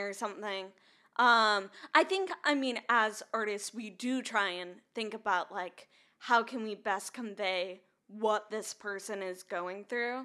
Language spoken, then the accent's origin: English; Minnesota, United States; now in Nashville, United States; I'm from Minnesota